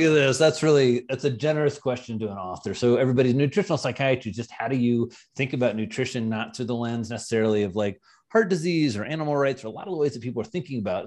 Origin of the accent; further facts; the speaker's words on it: Indiana, United States; now in New York, United States; I'm from Indiana